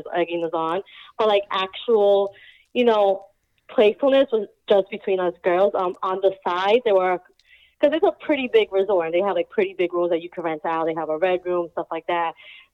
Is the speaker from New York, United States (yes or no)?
yes; New York, United States; moved away; I'm originally from New York